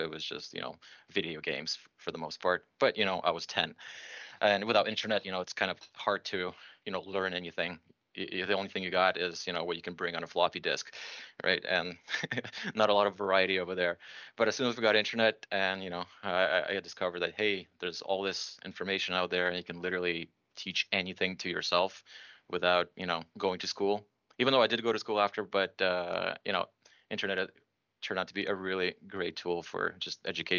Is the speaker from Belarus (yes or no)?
yes; Belarus; now in Toronto, Canada; So I'm originally from Belarus. My parents in the 90s decided that they don't want to live in that country anymore.